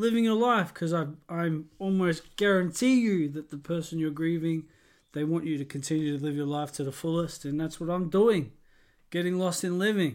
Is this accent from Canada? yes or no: no; Australia; moved away as an adult; I'm from Australia